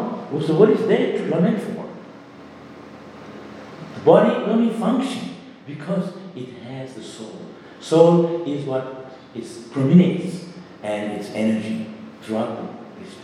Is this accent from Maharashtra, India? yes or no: no; Shantipur, West Bengal, India; a small boy growing up in Shantipur